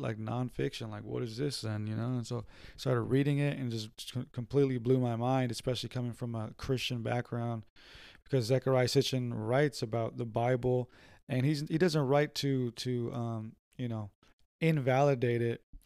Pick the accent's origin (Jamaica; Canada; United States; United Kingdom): United States; San Diego, California; we're from San Diego